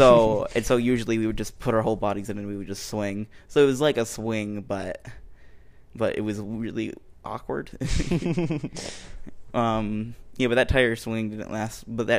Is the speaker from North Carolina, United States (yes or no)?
no; Ohio, United States; And I was born in Ohio, so I'm an Ohio boy.